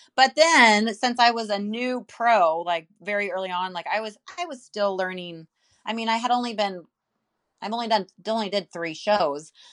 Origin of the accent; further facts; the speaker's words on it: Santa Cruz, California, United States; Santa Cruz, California